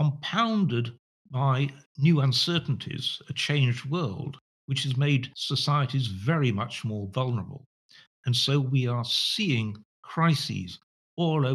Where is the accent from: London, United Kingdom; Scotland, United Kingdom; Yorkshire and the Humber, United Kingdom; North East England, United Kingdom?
Yorkshire and the Humber, United Kingdom; Sheffield; I was born in Sheffield, which is now the poorest city in the whole of England